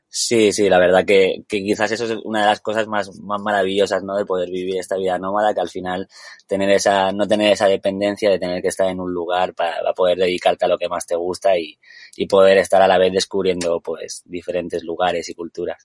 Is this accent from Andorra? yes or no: yes; Andorra; moved away; also born or lived in Tenerife; nací en Andorra